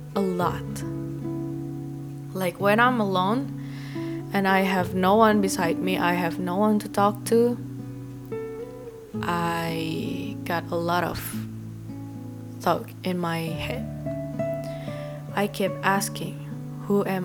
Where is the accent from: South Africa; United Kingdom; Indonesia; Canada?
Indonesia; English is a second language; I'm 20 years old girl and I come from Indonesia.